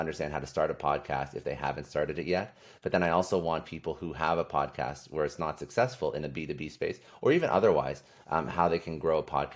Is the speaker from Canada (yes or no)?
yes; Canada; now in United States; I'm originally from Canada. Now I'm in the States